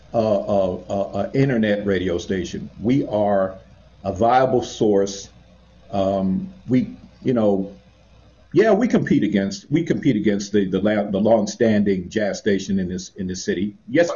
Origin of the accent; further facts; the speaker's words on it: Los Angeles, California, United States; I grew up in Los Angeles